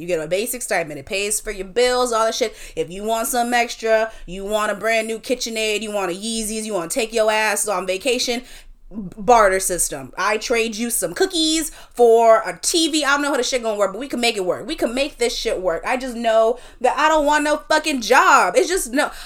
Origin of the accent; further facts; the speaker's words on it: South Carolina, United States; now in New York, United States; we told her we're from South Carolina.